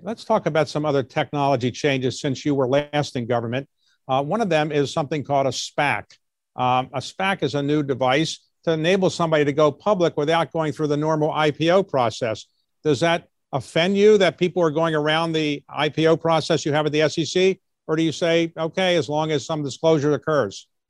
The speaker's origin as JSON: {"language": "English", "town": "Baltimore", "region": "Maryland", "country": "United States", "tie": "born or raised there", "said": "I grew up in Baltimore"}